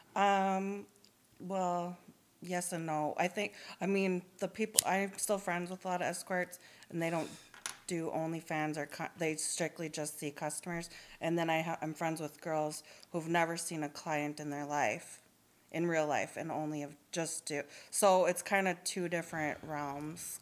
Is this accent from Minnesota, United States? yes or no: yes; Duluth, Minnesota, United States; moved away as an adult; also born or lived in Twin Cities, Minnesota; now in Minneapolis, United States; technically I'm from Duluth and I moved to the Twin Cities area in 2011